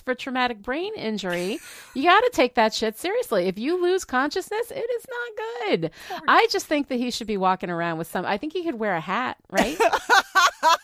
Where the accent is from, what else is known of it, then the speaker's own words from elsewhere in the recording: New York, United States; I grew up in New York where you cannot be outside for, like, half the year.